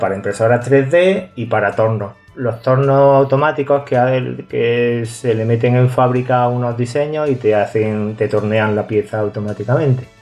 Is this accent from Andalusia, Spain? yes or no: yes; a village in Córdoba province, Andalusia, Spain; en Córdoba una de ellas. Así que eh, mi pueblo